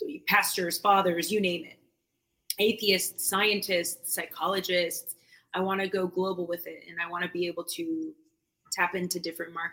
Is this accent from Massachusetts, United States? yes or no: yes; Boston, Massachusetts, United States; I'm from New England. Like, I'm from Boston